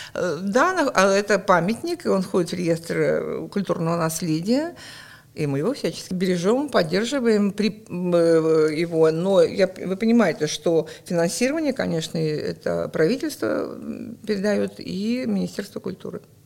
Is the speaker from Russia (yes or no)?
yes; Murmansk, Murmansk Oblast, Russia; also born or lived in Krasnodar; я родилась в Краснодаре, но к осени мы уже приехали сюда. Поэтому я прожила всю свою жизнь